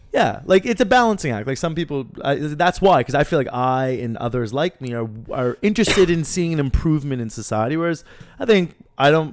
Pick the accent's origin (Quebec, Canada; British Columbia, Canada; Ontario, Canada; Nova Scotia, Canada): Nova Scotia, Canada; Halifax; also born or lived in Lebanon; I'm from Halifax. You know, I'm also from Lebanon. I'm from both, but I'm also very much Haligonian